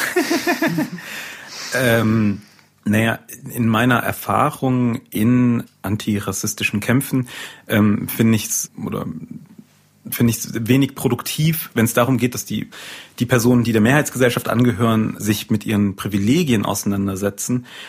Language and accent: German; North Rhine-Westphalia, Germany; ich bin aufgewachsen im Niederrhein, am Niederrhein sagt man, glaube ich, und äh, in einer Kleinstadt